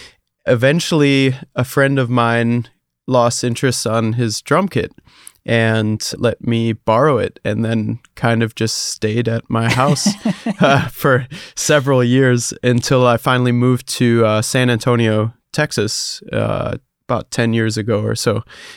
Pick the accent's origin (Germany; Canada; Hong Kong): Germany; Hesse; I grew up in Germany, close to Frankfurt. So, you know, not a very popping music scene over there.